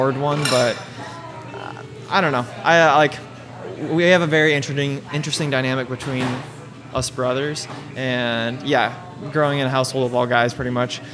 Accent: Colorado Springs, Colorado, United States; also born or lived in Truckee, California; I grew up in Colorado Springs my entire life

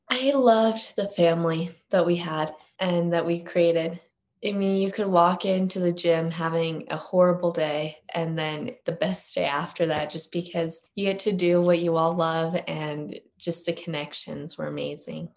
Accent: Utah, United States; also born or lived in Park City, Utah; in fourth grade, I moved to Park City, but I was born and raised in Utah even before

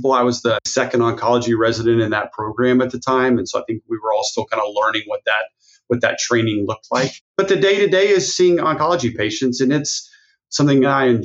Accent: Texas, United States; also born or lived in Albuquerque, New Mexico / Dallas, Texas; I'm from Texas.

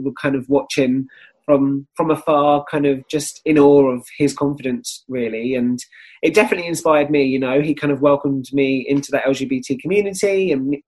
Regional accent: Kent, South East England, United Kingdom; Kent. Yeah, I grew up in just outside of London

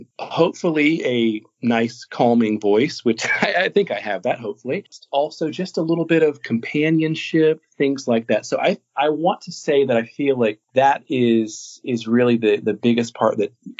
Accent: Florida, United States; moved away as an adult; also born or lived in Kansas City area; now in Northeast Tennessee, United States; I spent 13 years in small market radio in my hometown down in Florida

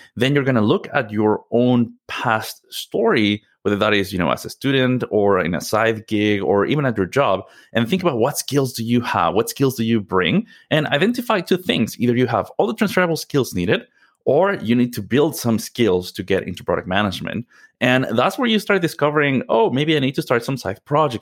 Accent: Mexico City, Mexico; moved away; I'm originally from Mexico. Mexico City is home for me

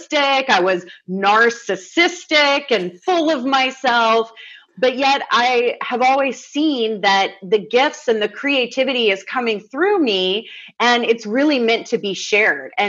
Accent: the South, United States; I grew up in the South where hospitality and kindness is an art form.

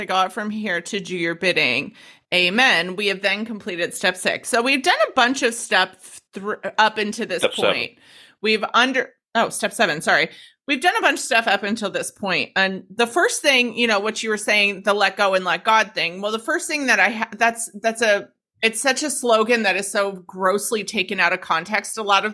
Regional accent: United States; moved away as an adult; also born or lived in Denver, Colorado; now in Australia; I'm American

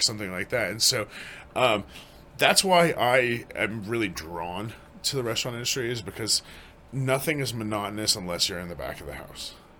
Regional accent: Greenwood Village, Colorado, United States; born and raised in Colorado.

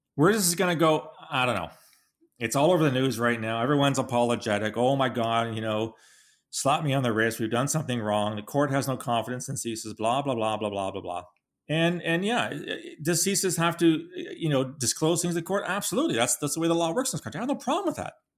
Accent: Canada; We're a Canadian

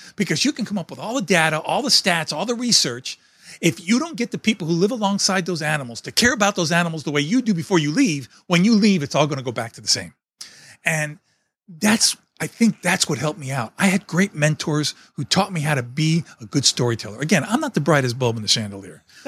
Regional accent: New York City, New York, United States; moved away; I was born and raised in New York City in a small apartment

